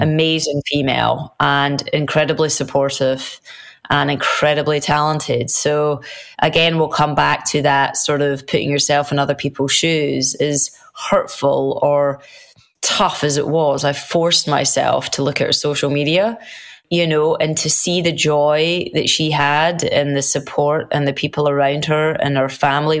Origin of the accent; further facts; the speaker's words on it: United Kingdom; as British people